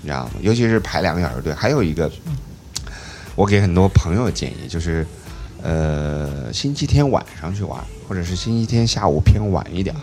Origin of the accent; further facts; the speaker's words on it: China; now in Berlin, Germany; 我一个中国人